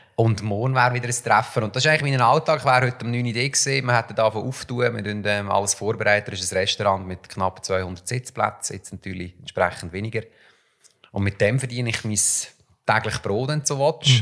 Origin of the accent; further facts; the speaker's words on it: Switzerland; bei uns in der Schweiz